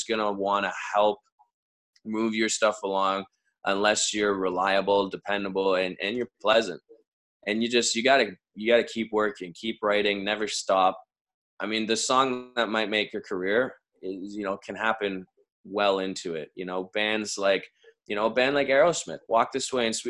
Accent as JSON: {"language": "English", "country": "Canada", "said": "we're from Canada"}